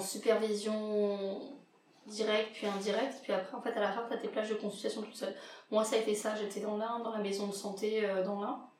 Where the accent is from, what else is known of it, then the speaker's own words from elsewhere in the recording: Réunion, France; now in Lyon, France; rentrer à la Réunion je suis réunionnaise